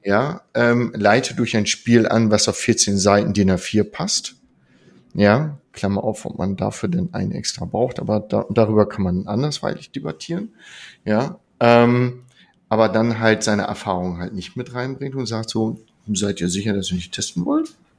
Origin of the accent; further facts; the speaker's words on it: Lower Saxony, Germany; ich komme aus Niedersachsen